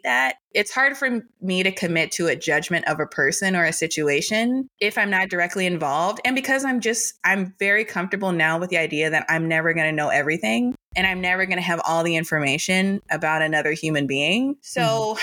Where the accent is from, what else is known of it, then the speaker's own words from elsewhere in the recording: United States; we as American diplomats